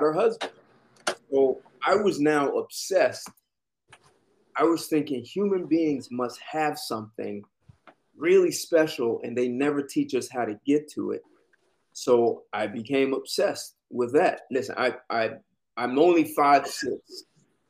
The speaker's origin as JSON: {"language": "English", "region": "New Jersey", "country": "United States", "tie": "born or raised there", "said": "I was born in New Jersey."}